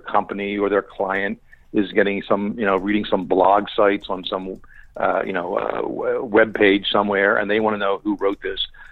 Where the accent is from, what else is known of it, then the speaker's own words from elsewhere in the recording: Philadelphia, Pennsylvania, United States; also born or lived in Bensalem Township, Pennsylvania; me growing up in Philadelphia